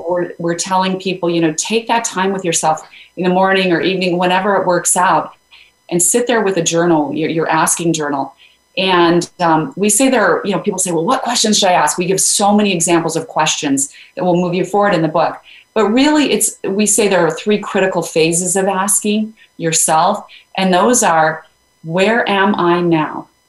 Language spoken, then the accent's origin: English; Idaho, United States; I grew up in Idaho